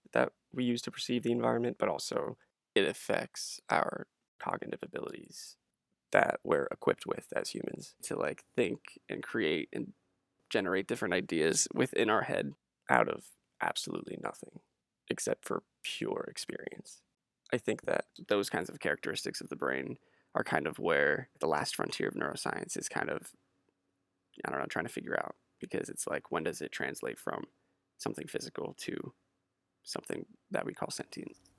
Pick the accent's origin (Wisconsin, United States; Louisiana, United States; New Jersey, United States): New Jersey, United States; moved away; I hail from New Jersey